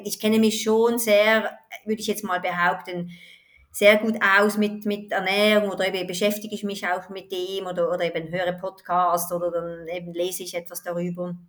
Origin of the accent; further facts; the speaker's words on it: Switzerland; ich komme aus der Schweiz